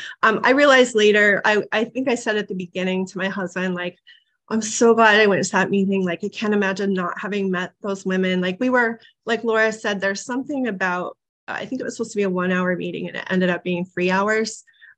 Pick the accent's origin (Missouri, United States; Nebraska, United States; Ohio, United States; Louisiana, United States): Nebraska, United States; now in Maine, United States; I'm from Nebraska. I didn't say that. I moved to Maine in 1996.